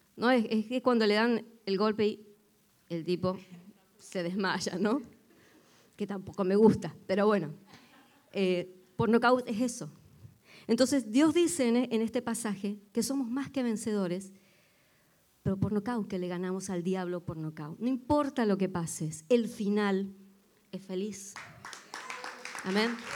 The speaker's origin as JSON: {"language": "Spanish", "country": "Argentina", "moved": "yes", "said": "aunque yo no soy de Buenos Aires"}